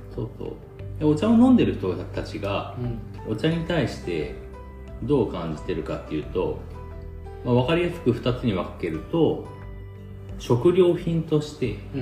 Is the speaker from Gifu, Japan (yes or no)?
yes; Nakatsugawa, Gifu, Japan; now in Ena, Japan; この長津川市で生まれて、うん、江那市に住んでて